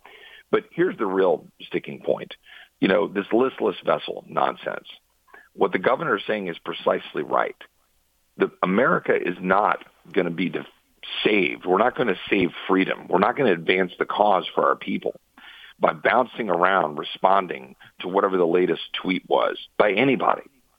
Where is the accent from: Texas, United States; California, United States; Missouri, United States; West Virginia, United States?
Texas, United States; as a Texan